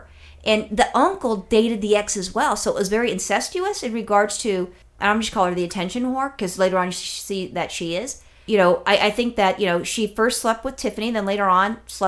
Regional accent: California, United States; I'm only a Californian for, you know, my entire life.

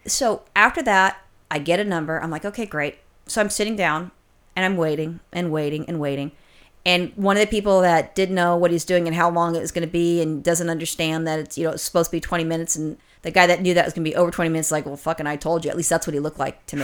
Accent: California, United States; as a Californian

